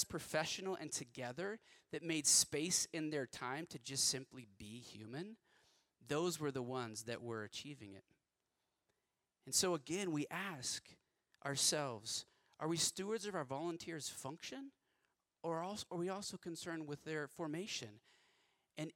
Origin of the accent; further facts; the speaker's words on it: West Texas, United States; I grew up in West Texas